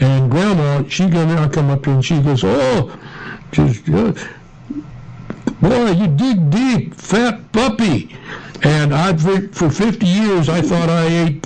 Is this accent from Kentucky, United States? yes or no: no; Ruidoso, New Mexico, United States; I grew up in Ruidosa